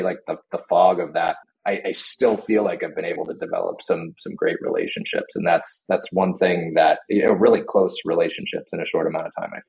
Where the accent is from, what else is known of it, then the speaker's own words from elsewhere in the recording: California, United States; moved away as an adult; also born or lived in Bay Area; now in Colorado, United States; I'm born and raised in California, at least for the most part